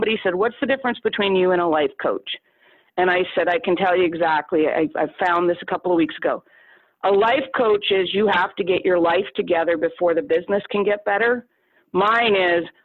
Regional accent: Canada; I'm a Canadian

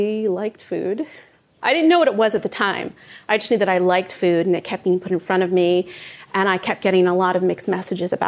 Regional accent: Montclair, New Jersey, United States; I grew up in Montclair.

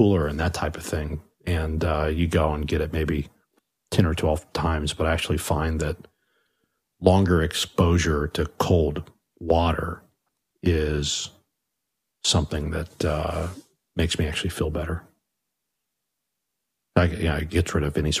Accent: Long Beach, California, United States; growing up in Long Beach

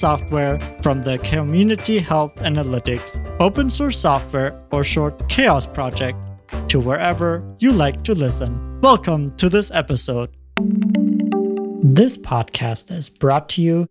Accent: Germany; I'm actually German

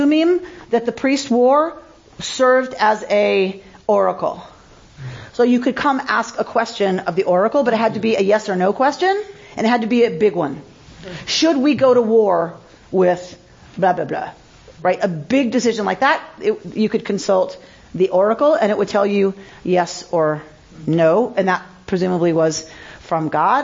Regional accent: United States; I'm American

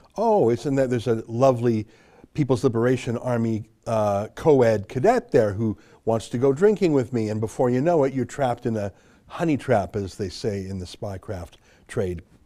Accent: Canada; I'm a Canadian journalist and author.

